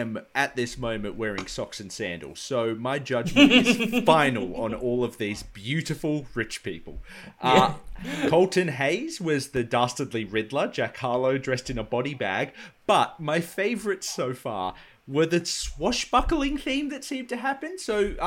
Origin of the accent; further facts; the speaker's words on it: Penrith, New South Wales, Australia; my hometown, as Alice has endured before, has a very big thing about a feral cat. The Penrith Panther is our local cryptid